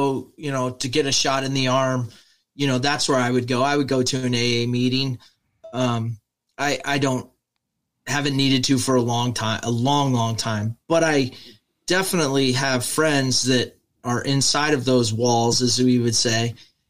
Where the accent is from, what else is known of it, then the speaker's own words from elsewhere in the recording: Midwest, United States; when I grew up here in the Midwest in America